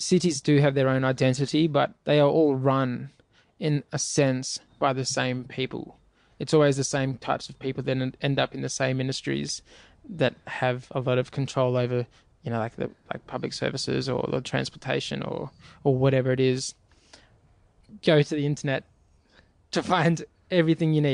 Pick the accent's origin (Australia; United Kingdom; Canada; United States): Australia; I'm coming from Australia